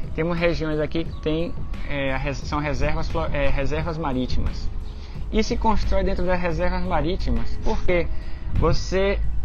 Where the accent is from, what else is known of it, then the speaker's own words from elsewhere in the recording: Brazil; now in Galicia, Spain; eu sou brasileiro